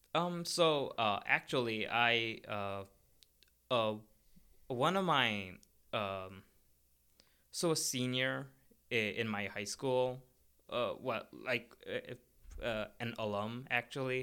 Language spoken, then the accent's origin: English; Kathmandu, Bagmati, Nepal; moved away as an adult; now in United States; I'm from Nepal, and I'm from the capital, which is Kathmandu